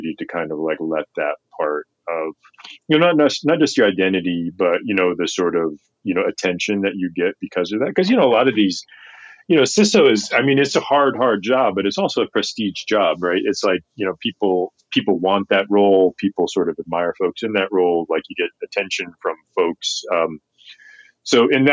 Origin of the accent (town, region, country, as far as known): Goose Creek, South Carolina, United States; born or raised there